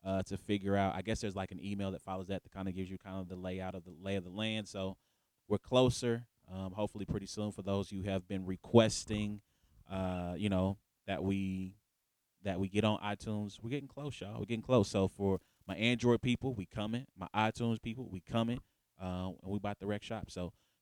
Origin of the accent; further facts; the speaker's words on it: Louisiana, United States; now in Kansas City, United States; I'm from Louisiana originally. So we're both from the South. We reside in KC, Mo, Kansas City, Missouri.